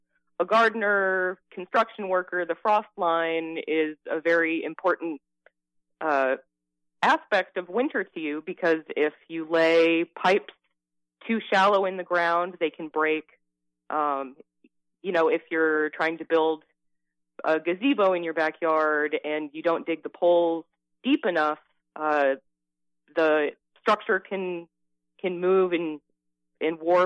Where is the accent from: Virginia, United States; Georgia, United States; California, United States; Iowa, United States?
Iowa, United States; moved away as an adult; now in Florida, United States; I'm originally from Iowa. I'm born and raised in Iowa